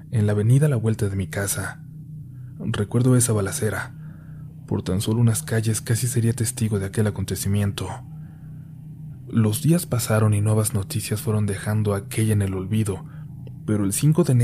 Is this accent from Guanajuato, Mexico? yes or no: yes; Celaya, Guanajuato, Mexico; Soy de Celaya, Guanajuato, una ciudad que actualmente pareciera que se encuentra en guerra entre la Guardia Nacional y dos carteles muy fuertes de México